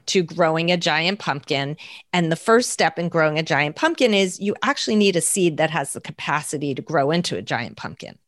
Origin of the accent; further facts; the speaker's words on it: New Jersey, United States; also born or lived in Manhattan, New York; I grew up in New Jersey. I was born in New Jersey, grew up here, went to New York State for college